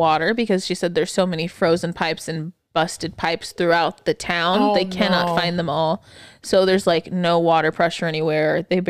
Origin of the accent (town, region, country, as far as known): Texas, United States; born or raised there